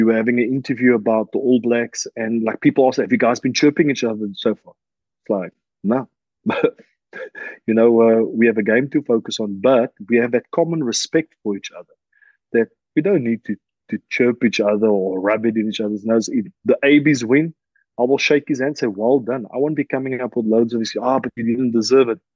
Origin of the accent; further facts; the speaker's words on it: South Africa; moved away as an adult; now in La Rochelle, France; Me living in France for now 12 years, I felt them being a South African